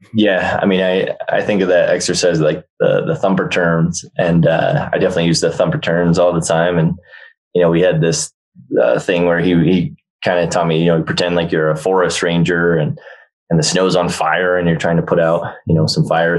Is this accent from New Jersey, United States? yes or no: yes; New Jersey, United States; also born or lived in Massachusetts / Australia; now in Aspen, United States; we grew up skiing, and uh, we were based in New Jersey. Then I was born in Jersey, and uh, my mom's side of the family is all from Jersey. My dad's side is all from Massachusetts. So when he had a job transfer, we all moved up to Massachusetts